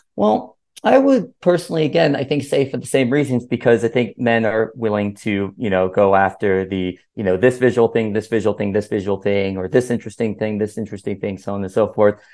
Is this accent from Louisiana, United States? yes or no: no; Miami, Florida, United States; I'm from Miami